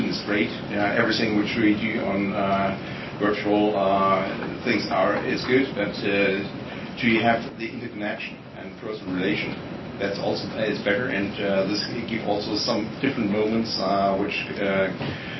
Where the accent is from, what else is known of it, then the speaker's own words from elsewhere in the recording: Germany; I'm coming from Germany